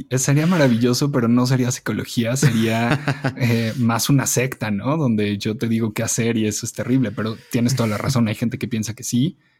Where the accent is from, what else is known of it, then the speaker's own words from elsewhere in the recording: Mexico City, Mexico; Yo crecí en la Condesa, desde, mm, desde que nací, nací en la colonia Condesa